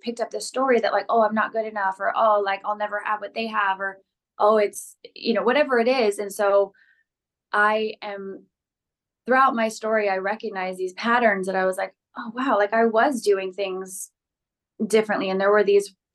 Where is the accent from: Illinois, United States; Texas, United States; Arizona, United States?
Arizona, United States; Phoenix; now in Los Angeles, United States; I grew up in Phoenix, Arizona